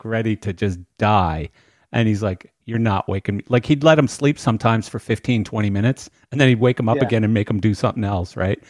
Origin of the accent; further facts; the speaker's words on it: Canada; also born or lived in Pembroke Pines, Florida; now in Wellington, United States; I grew up in Canada